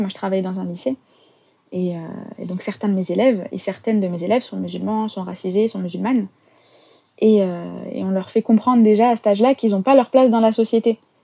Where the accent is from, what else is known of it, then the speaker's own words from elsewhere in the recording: France; On, est musulmans, on est français, on est citoyens